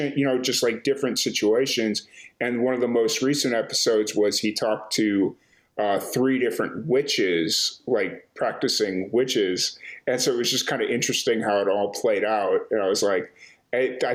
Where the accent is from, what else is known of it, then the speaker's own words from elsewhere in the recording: Chicago, Illinois, United States; I'm from Chicago.